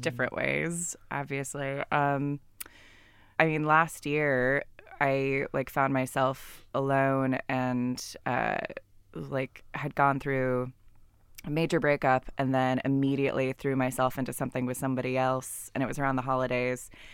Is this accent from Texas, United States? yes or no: no; California, United States; I'm from California